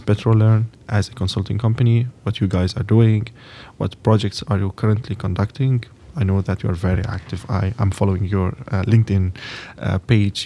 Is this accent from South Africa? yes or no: no; Lebanon; moved away as an adult; now in Texas, United States; I'm from Lebanon, from Middle East.